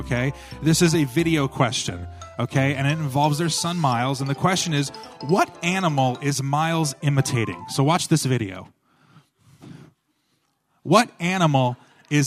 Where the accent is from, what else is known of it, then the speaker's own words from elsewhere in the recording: United States; moved away; I'm from New York, New Jersey.